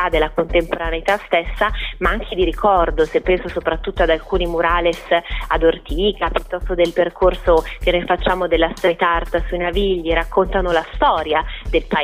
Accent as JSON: {"language": "Italian", "town": "Milan", "region": "Lombardy", "country": "Italy", "said": "Il primo, essendo io milanese, apprezzo proprio questi colori e questa riqualificazione anche dal punto di vista proprio urbanistico e culturale"}